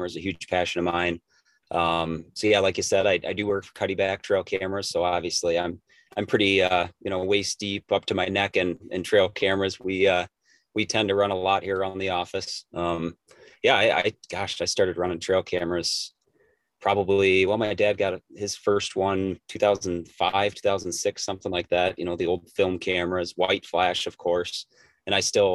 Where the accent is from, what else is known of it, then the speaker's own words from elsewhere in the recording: Richland County, Wisconsin, United States; also born or lived in Green Bay, Wisconsin; I was born and raised in Richland County, Wisconsin, in Southwest Wisconsin